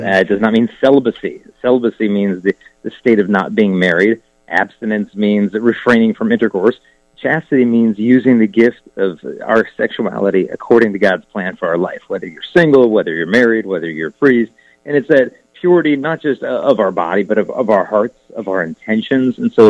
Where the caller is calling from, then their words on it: Arizona, United States; From Arizona. My home gym in the garage in Arizona was nearing its end anyway.